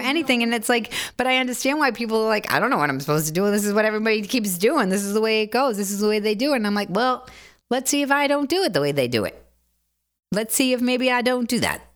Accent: Boston, Massachusetts, United States; moved away as an adult; also born or lived in Bronx, New York / Los Angeles; now in New York, United States; I grew up in Dorchester.

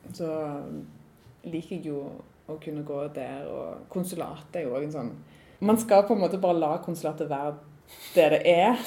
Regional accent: Randaberg, Rogaland, Norway; also born or lived in Trondheim; Jeg er jo fra Randaberg

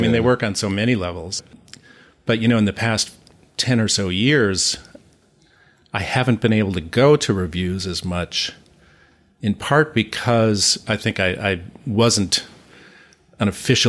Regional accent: St. Paul, Minnesota, United States; It's like, no, I'm from St. Paul.

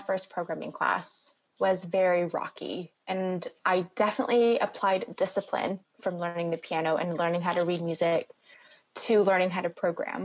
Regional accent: Alabama, United States; moved away as an adult; also born or lived in North Carolina; growing up in Alabama

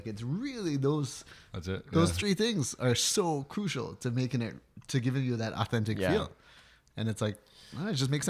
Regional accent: Jamaica; Like, we're from Jamaica, right?

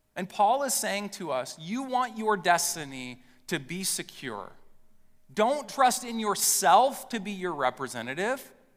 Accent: West Lafayette, Indiana, United States; I grew up in West Lafayette, Indiana.

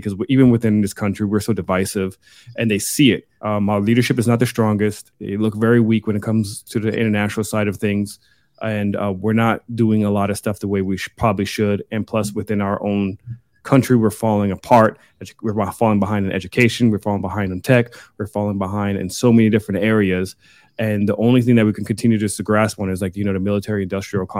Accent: Germany; now in United States; I'm from Germany

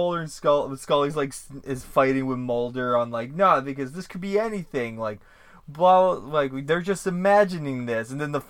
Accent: Vermont, United States; Us Vermonters in our accents.

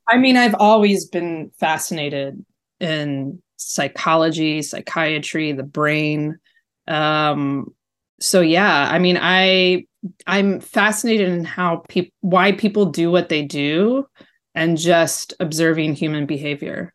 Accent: Baltimore, Maryland, United States; I grew up in Baltimore

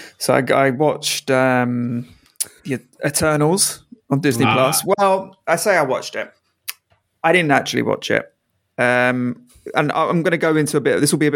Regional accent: London, United Kingdom; I didn't know it was set in London, so I was like, oh, that's good. I always like, you know, seeing my hometown on cinema.

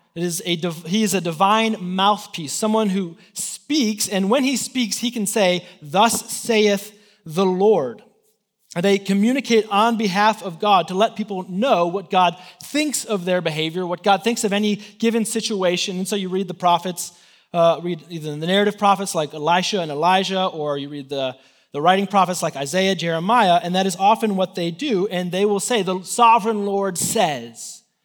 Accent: Chicago, Illinois, United States; moved away as an adult; now in Texas, United States; I'm from Chicago. I, uh, I went to college there

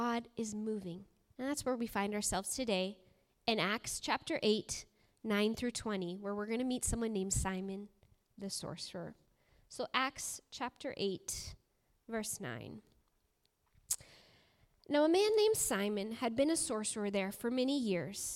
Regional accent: Alaska, United States; moved away; I grew up in Alaska

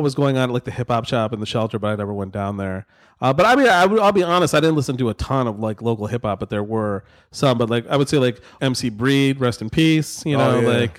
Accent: Novi, Michigan, United States; Growing up in Novi, …'s like Psychopathic Records, their headquarters was actually in an industrial park, maybe two blocks from my parents' house.

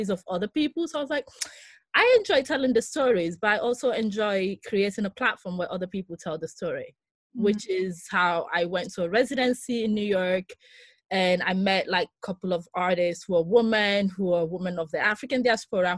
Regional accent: northern Greece, Greece; moved away; also born or lived in London / Birmingham / Lagos; I'm Greek Nigerian, so I grew up in Greece

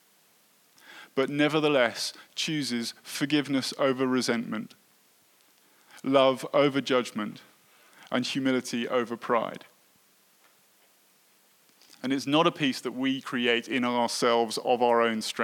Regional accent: United Kingdom; I was brought up in Britain

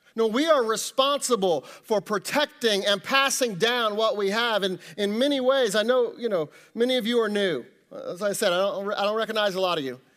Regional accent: Kansas City, Missouri, United States; moved away as an adult; now in Ohio, United States; I grew up in Kansas City, you know, lived there, you know, most of my life.

